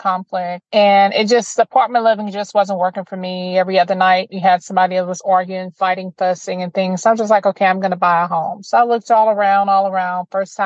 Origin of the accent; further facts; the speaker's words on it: Opelousas, Louisiana, United States; now in Lake Charles, United States; I'm originally from Opelousas